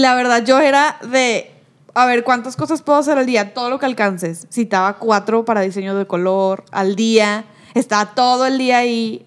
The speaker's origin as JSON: {"language": "Spanish", "town": "Cadereyta Jiménez", "region": "Nuevo León", "country": "Mexico", "also_born_or_lived": "Monterrey, Mexico", "moved": "yes", "said": "Como yo soy de Cadereita, pues en Cadereita mi mamá sí me llevaba donde yo quisiera, pero en Monterrey para mi mamá todo era muy lejos"}